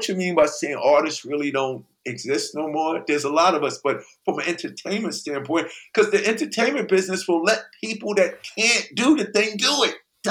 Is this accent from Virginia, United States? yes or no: no; New York City, New York, United States; also born or lived in Brooklyn; I was born in Brooklyn too. Yeah. Okay. I was a month old when I moved to Queens though.